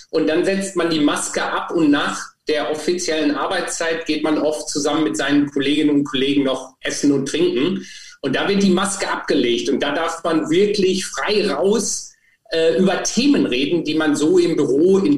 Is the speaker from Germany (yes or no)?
yes; Germany; Insofern hatte ich es relativ einfach, fand ich für mich als Deutscher, auch wenn ich eigentlich für mich Europäer bin